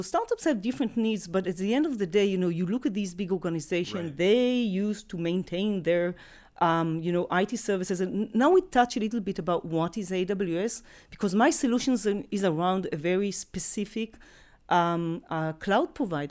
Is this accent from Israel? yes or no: yes; Israel; born and raised in Israel, been in tech for more than 2 decades.